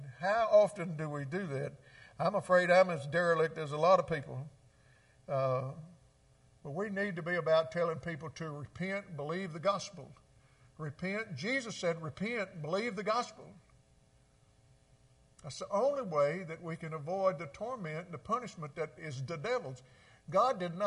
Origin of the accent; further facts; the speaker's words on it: Mississippi, United States; I grew up in Mississippi